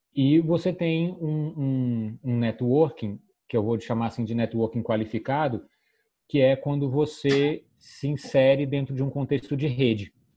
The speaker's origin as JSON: {"language": "Portuguese", "town": "Petrópolis", "region": "Rio de Janeiro", "country": "Brazil", "said": "eu venho lá de Petrópolis"}